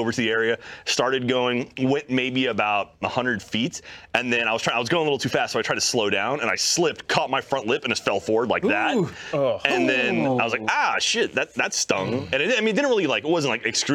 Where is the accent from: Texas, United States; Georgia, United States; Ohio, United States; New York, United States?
Texas, United States; I'm from Texas and I've never seen proper snow